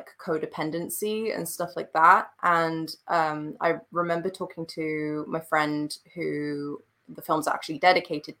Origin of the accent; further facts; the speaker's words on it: Switzerland; moved away; I'm European. I grew up in Switzerland.